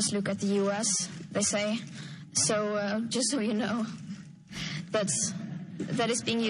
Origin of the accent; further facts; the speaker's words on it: Sweden; I am from Sweden. It's a small country.